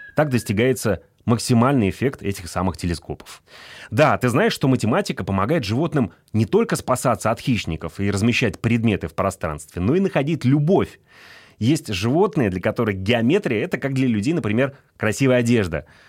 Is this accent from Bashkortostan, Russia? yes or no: yes; Ufa, Bashkortostan, Russia; я сам родом из Уфы, и у нас там есть знаменитый башкирский мед